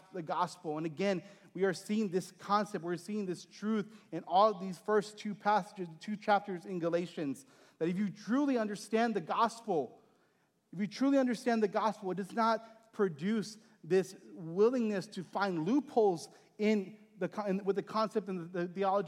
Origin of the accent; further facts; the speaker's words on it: Texas, United States; moved away; my hometown in Texas